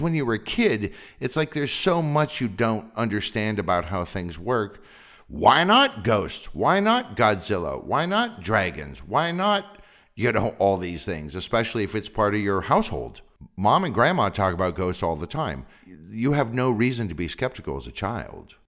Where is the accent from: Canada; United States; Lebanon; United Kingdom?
United States; Sonoma County, Northern California; I grew up in Sonoma County in Northern California